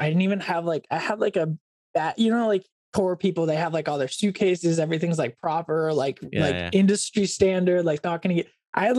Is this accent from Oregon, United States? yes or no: yes; Oregon, United States; also born or lived in Corvallis, Oregon; Growing up in Oregon, I was like big into the outdoors